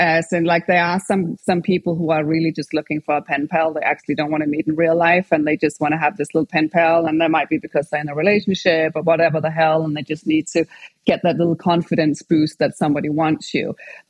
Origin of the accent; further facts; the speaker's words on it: Denmark; English is a second language; moved away as an adult; also born or lived in England; now in United States; So I'm from Denmark. And when I was 20, I moved to England and I lived and studied over there for like 6 years before I moved over to California.